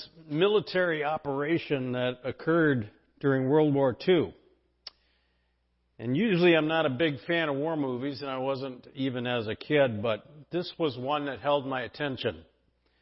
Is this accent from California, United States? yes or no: yes; San Diego, California, United States; When I was in junior high growing up in San Diego